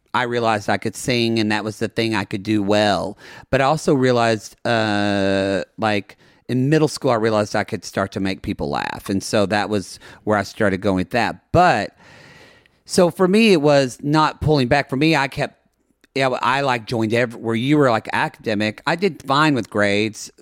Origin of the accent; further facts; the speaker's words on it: Ardmore, Oklahoma, United States; now in Los Angeles, United States; growing up where we grew up with you in South Carolina and myself in Oklahoma